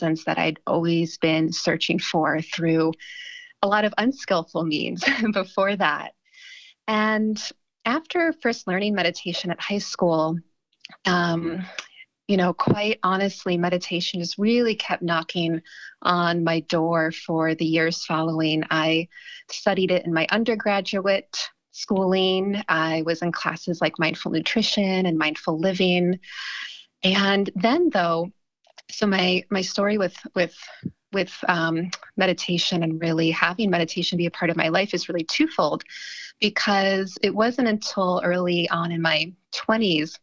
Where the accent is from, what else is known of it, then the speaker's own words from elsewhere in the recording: Ohio, United States; moved away; also born or lived in California / Los Angeles; growing up in Ohio